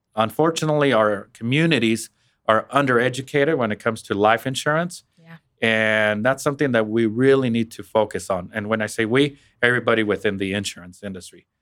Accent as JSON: {"language": "English", "region": "Western Kansas", "country": "United States", "moved": "as an adult", "lives_now": "Wichita, United States", "said": "I'm originally from Western Kansas myself"}